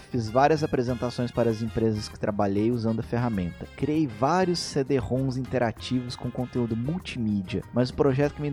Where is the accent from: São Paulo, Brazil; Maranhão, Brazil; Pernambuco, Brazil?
Pernambuco, Brazil; Recife; Nasci, cresci e moro em Recife, graças a Deus.